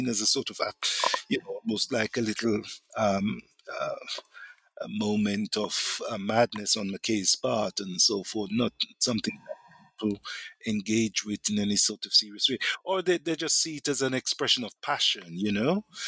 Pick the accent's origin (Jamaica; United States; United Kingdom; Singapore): Jamaica; because I'm also from Jamaica, black Jamaican, I have a certain sense of identification with him